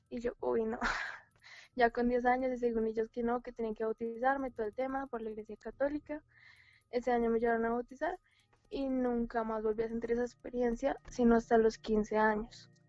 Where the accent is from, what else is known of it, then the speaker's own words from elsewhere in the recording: Colombia; accent: Colombian; Ah, sí, soy de Colombia.